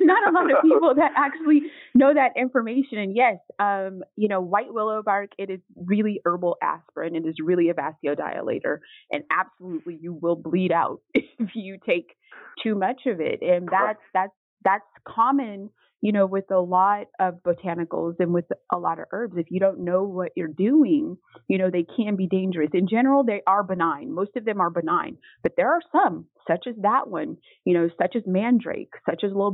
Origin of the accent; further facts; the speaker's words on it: Mississippi, United States; I was born in Mississippi